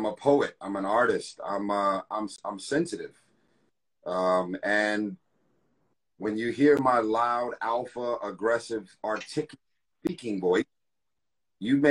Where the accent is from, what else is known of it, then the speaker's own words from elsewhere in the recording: Los Angeles, California, United States; I grew up in South Central LA Watts